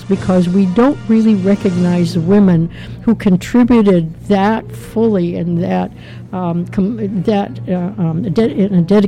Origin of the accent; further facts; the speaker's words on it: Canada; I am a Canadian